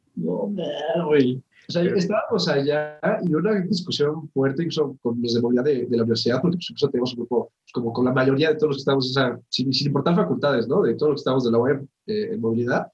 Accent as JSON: {"language": "Spanish", "country": "Mexico", "said": "yo digo, pues mexicano"}